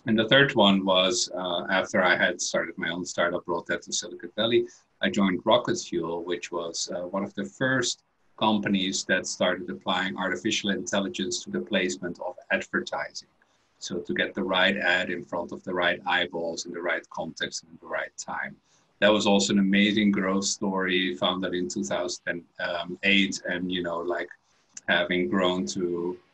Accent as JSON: {"language": "English", "country": "Netherlands", "tie": "born or raised there", "also_born_or_lived": "Belgium", "moved": "as an adult", "said": "I was born in the Netherlands and had a bit of a career in different countries. I studied in Belgium"}